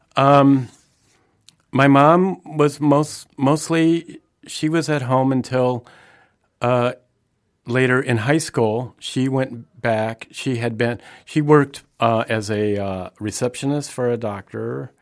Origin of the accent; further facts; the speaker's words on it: the Midwest, Indiana, United States; I grew up in the Midwest